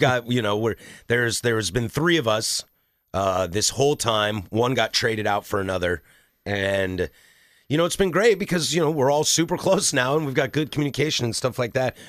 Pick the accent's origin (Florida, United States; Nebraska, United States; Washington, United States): Washington, United States; Vancouver; moved away as an adult; now in Portland, United States; I was born in the state of Washington, I was raised in the state of Washington